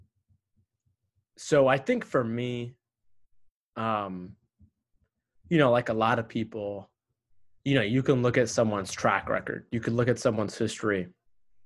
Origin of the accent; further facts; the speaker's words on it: United States; my parents were immigrants when they came here to America a year before I was born from Egypt